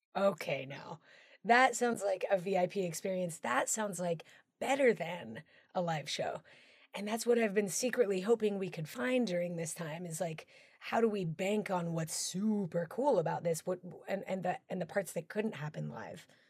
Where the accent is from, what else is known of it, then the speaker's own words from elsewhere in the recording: Colorado, United States; one of my dearest friends is Tony Testa, who uh, we grew up together. We're from Colorado